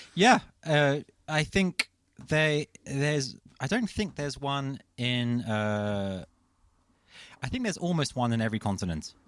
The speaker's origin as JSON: {"language": "English", "region": "London", "country": "United Kingdom", "tie": "born or raised there", "moved": "as an adult", "lives_now": "Copenhagen, Denmark", "said": "I'm a Londoner. Um, I uh, yes, I was kind of born and raised in London, and I moved to Copenhagen"}